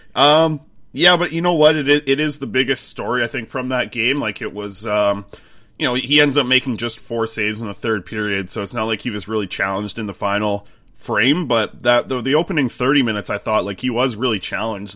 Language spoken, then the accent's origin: English; Nanaimo, British Columbia, Canada; my hometown in Nanaimo